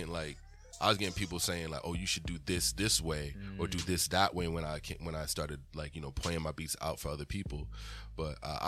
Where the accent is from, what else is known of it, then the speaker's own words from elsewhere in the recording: Weymouth, Massachusetts, United States; also born or lived in Dorchester, Massachusetts; I grew up in an all white area, but we went to church in Dorchester.